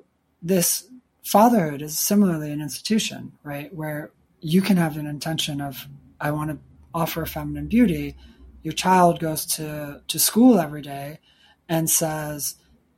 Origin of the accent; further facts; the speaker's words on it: Chicago, Illinois, United States; also born or lived in Michigan; I grew up in Chicago, but we went up to like Michigan and I spent time in the woods growing up